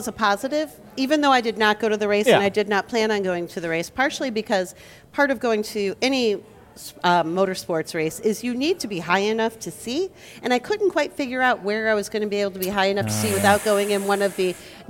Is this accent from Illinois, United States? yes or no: yes; Central Illinois, United States; now in Chicago, United States; I'm from Central Illinois. My mother was down in Bloomington Normal area, and my family all down here